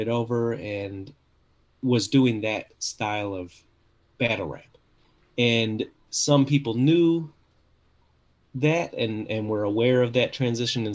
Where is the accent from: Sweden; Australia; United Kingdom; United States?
United States; Minneapolis, Minnesota; also born or lived in New Brighton, Minnesota; I'm from Minnesota, right? I grew up in Minneapolis until I was 14, and then I moved to a city called New Brighton